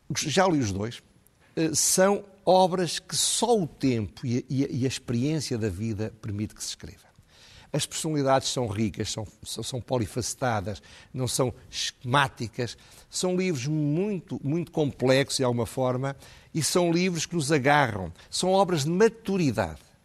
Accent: Centro, Portugal; eu não sou do Norte, sou do Centro

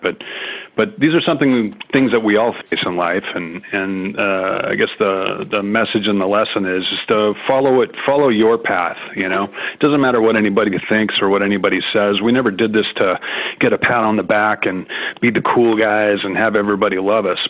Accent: Seattle, Washington, United States; in our hometown

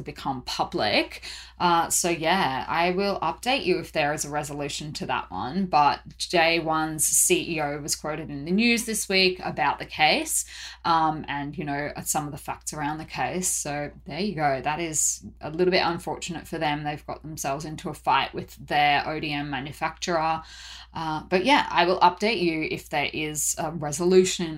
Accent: Brisbane, Queensland, Australia; now in Seoul, South Korea; I'm originally from Brisbane

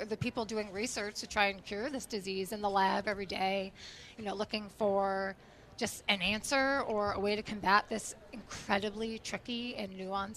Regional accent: Connecticut, United States; now in Providence, United States; Growing up in Connecticut

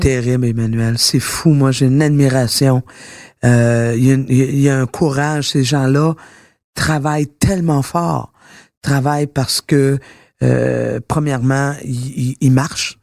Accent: Quebec, Canada; je suis fière d'être québécoise

